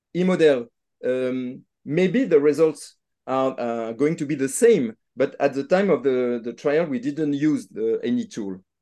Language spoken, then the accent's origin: English; Nantes, Pays de la Loire, France; I'm not from Lyon, but from Nantes, but it's, uh, same, uh, country, it's France